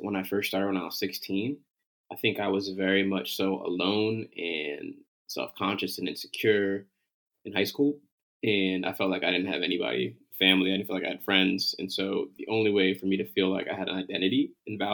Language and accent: English; Connecticut, United States; moved away; also born or lived in Philadelphia; I am a brother from Connecticut originally